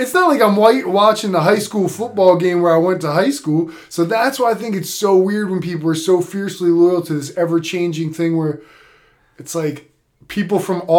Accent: Philadelphia, Pennsylvania, United States; We're all from Philadelphia.

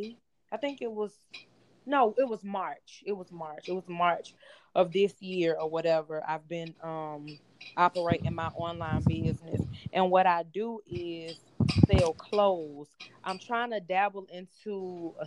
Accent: Atlanta, Georgia, United States; I'm from Atlanta

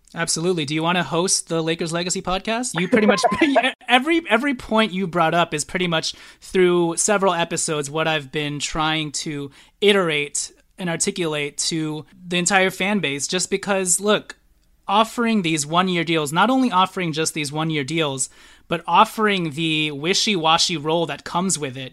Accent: Philippines; I'm Filipino

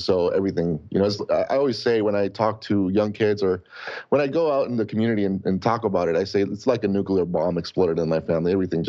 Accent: Tijuana, Baja California, Mexico; moved away; also born or lived in Chula Vista, California; But my parents moved there in the 80s. And obviously I was born here in Chula Vista, but grew up in Tijuana because my dad is a dentist and he doesn't practice anymore, but he was back then. And we grew up there.

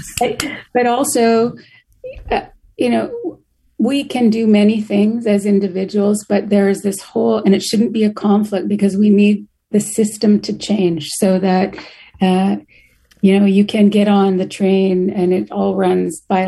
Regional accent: Canada; moved away; I'm originally from Canada

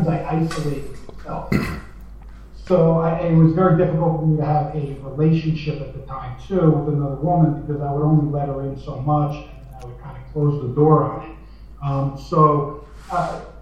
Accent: New Jersey, United States; I grew up in New Jersey

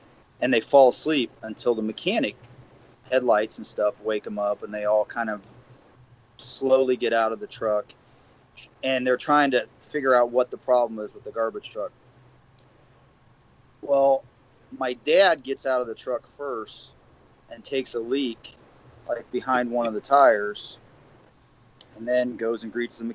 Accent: Bucyrus, Ohio, United States; growing up in Bucyrus, Ohio

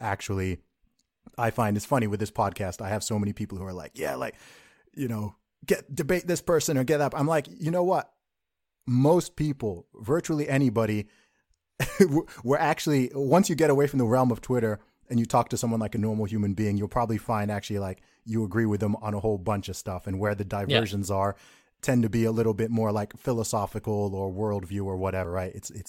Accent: Saudi Arabia; I know, and I grew up in Saudi Arabia. So living in the Middle East, of course, right there.

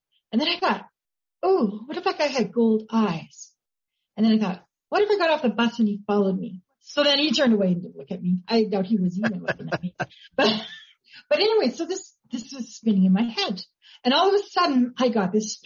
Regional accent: Grande Prairie, Alberta, Canada; moved away as an adult; now in Calgary, Canada; My hometown is actually Grand Prairie, Alberta

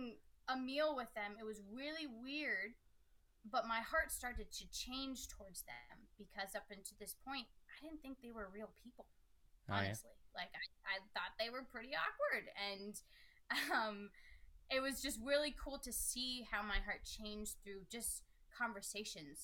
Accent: Steubenville, Ohio, United States; they knew I was from Steubenville

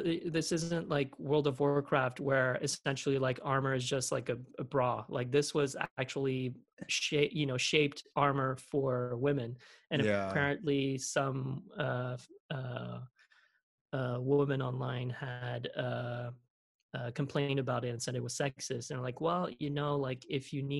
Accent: Philadelphia, Pennsylvania, United States; accent: Philly; That's like my Philly accent.

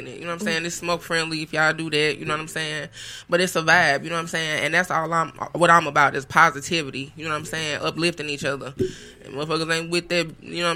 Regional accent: Moline Acres, Missouri, United States; I'm from Castle Point, Moline Acres

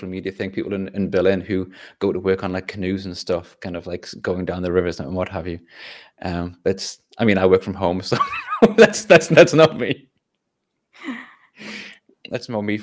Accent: North East England, United Kingdom; I'm from Northeast England

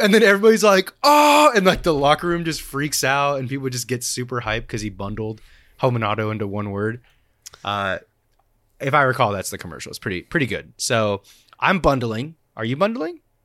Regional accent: Oregon, United States; I grew up in Oregon

